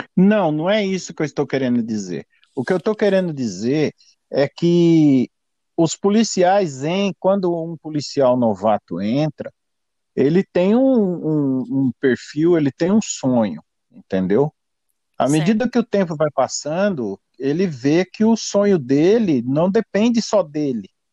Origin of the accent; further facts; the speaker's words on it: São Paulo, Brazil; moved away as an adult; now in United States; eu sou de São Paulo, é, é, tenho 55 anos de idade e nasci em São Paulo